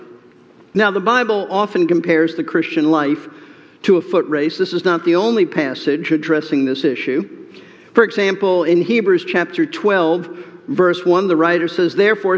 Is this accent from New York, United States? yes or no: yes; New York City, New York, United States; Growing up in New York City